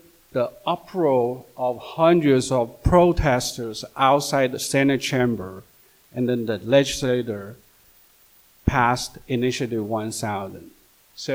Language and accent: English; China; moved away as an adult; also born or lived in Beijing; now in Washington, United States; me as an immigrant, I mean, although growing up in China, and then in my 20s, after graduating from college, I came here.